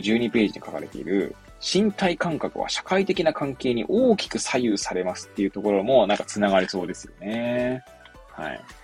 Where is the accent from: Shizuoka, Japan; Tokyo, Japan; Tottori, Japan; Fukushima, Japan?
Tokyo, Japan; Hachioji; moved away as an adult; now in Kamaishi, Japan; 生まれはね、東京都八王子市生まれも育ちもそう